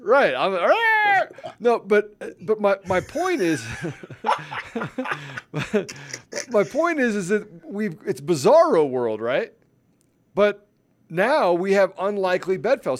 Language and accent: English; Washington, District of Columbia, United States; I grew up in Washington, D C